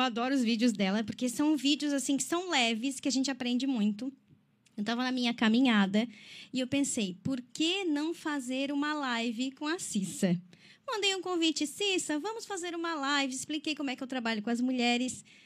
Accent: Criciúma, Santa Catarina, Brazil; sou natural de Criciúma

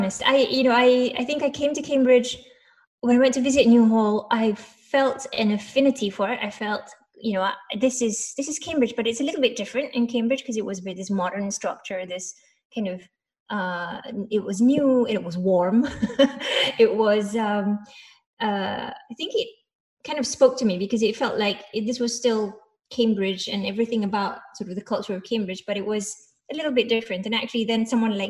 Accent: Malaysia; moved away; I grew up in Malaysia

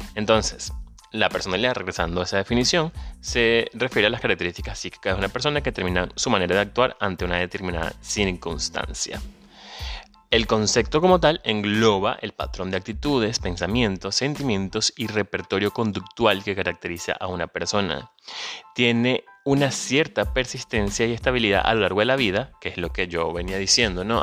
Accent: Venezuela; moved away; Soy venezolano

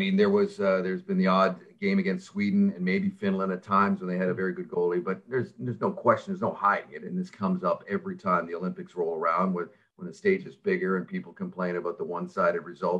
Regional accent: Vancouver, British Columbia, Canada; moved away as an adult; now in Toronto, Canada; I was born in Toronto, raised in Vancouver. My life's kind of been split down the middle.

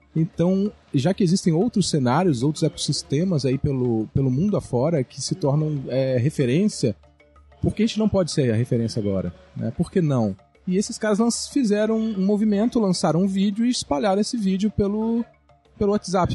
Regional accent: Espírito Santo, Brazil; dá orgulho pra gente como capixaba

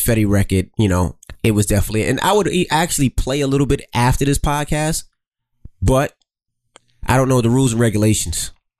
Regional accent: New York City, New York, United States; Well, I'm from Queens.

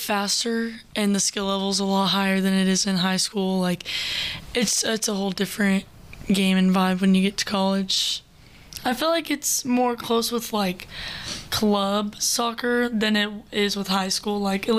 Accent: Crosby, Texas, United States; We're from Crosby, Texas, so it's like, it's 5 hours away, and it's a little northeast of Houston.

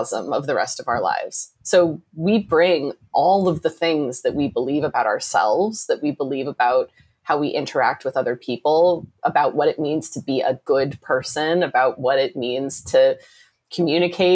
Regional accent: Midwest, United States; I grew up in the Midwest and I grew up in a single parent home.

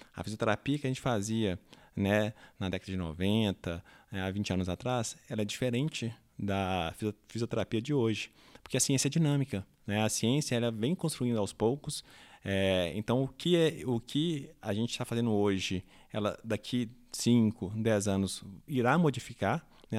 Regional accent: Brazil; nós, né, é, brasileiros que não falamos a língua inglesa

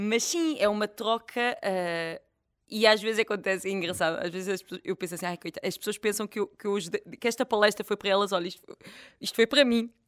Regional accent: Portugal; also born or lived in France; eu cresci numa aldeia

